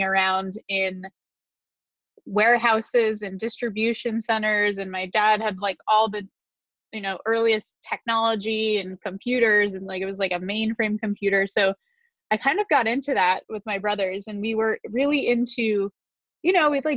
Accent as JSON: {"language": "English", "region": "Connecticut", "country": "United States", "tie": "born or raised there", "said": "I was born in the United States outside of New York City in a state called Connecticut"}